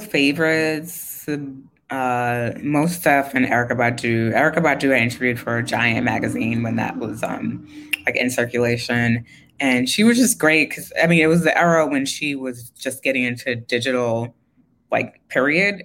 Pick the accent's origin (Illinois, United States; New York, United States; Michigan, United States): New York, United States; New York City; I grew up in Queens. I grew up in like specifically Jamaica, Queens, like St. Mm-hmm. Albans area.